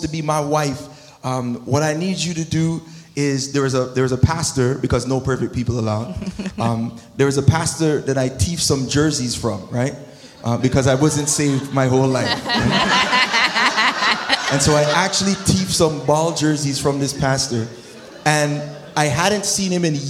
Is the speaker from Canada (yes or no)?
yes; Toronto, Ontario, Canada; moved away; also born or lived in United States; I'm American, but there's Scarborough in here, too.